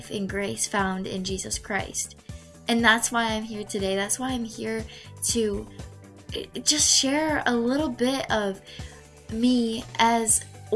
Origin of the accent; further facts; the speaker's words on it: Michigan, United States; I am 16 years old. I am from Michigan